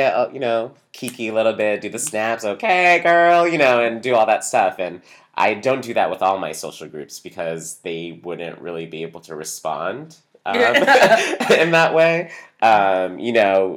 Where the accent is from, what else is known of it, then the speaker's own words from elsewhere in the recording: New Hampshire, United States; I grew up in New Hampshire